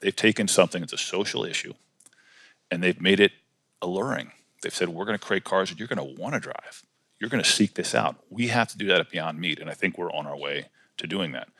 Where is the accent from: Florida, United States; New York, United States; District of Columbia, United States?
District of Columbia, United States; Washington; also born or lived in College Park, Maryland / western Maryland; we grew up in Washington D.C. Uh, and then later in College Park, Maryland